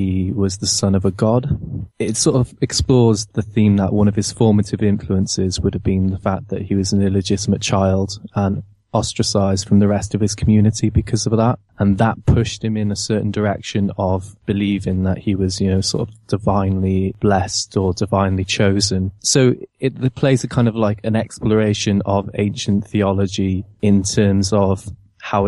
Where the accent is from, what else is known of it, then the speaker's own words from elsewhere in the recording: Cardiff, Wales, United Kingdom; now in London, United Kingdom; I'm originally from Cardiff